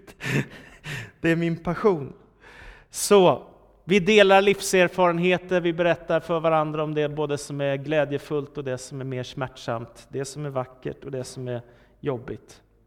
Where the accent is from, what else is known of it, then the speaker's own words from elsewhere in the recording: Danderyd, Stockholm County, Sweden; Danderyd, där jag växte upp.